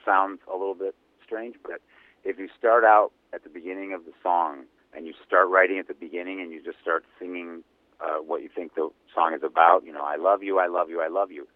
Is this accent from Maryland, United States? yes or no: no; Cleveland, Ohio, United States; the rock and roll capital of the world, my hometown, Cleveland, Ohio